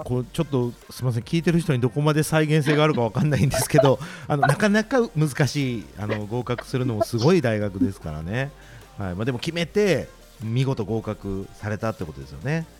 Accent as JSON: {"language": "Japanese", "region": "Osaka", "country": "Japan", "said": "関東とか来るとやっぱ大阪人って一括りにされる"}